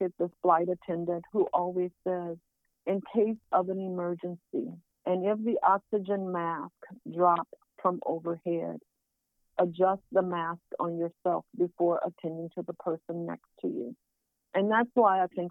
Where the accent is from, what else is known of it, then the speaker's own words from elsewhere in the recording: Southwest Louisiana, United States; I'm from Southwest Louisiana, where we have Zydeco music